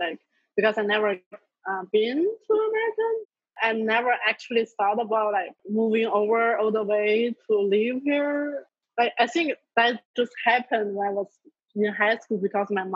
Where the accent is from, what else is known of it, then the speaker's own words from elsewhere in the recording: China; now in United States; I come from China.